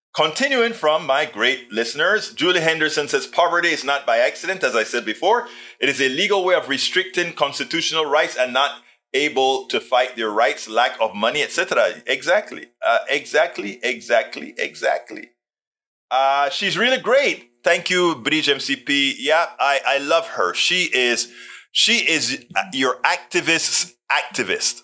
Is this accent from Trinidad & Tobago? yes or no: no; Panama; I was always a science nerd growing up in Panama